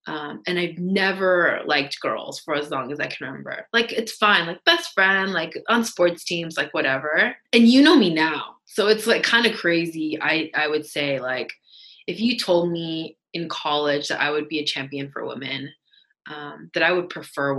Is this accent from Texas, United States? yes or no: no; Washington, United States; moved away as an adult; also born or lived in Davis, California; Like I wasn't Korean enough, but I wasn't white. And like all, I'm coming from Washington State and I'm going to UC Davis